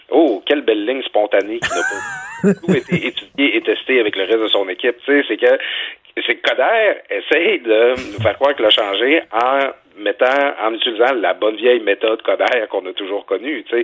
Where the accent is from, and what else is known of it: Quebec, Canada